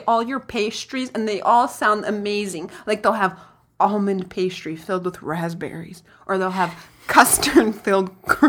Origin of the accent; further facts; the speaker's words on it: Brazil; Yeah, so what I found out is really good about growing up poor, even though, you know, I grew up in Brazil and all that.